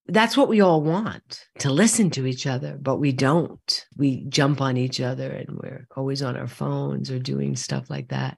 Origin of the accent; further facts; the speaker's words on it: New York City, New York, United States; growing up in Brooklyn and Queens